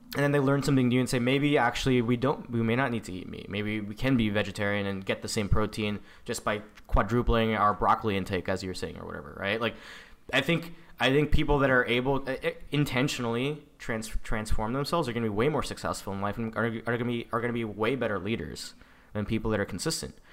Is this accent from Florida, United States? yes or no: no; San Diego, California, United States; I am an Indian-American, um, that, you know, grew up in the San Diego